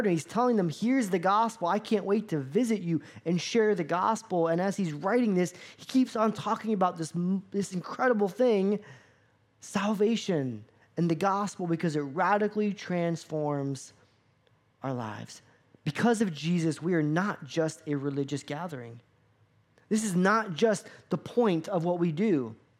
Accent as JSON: {"language": "English", "region": "Florida", "country": "United States", "tie": "born or raised there", "said": "I grew up in Florida"}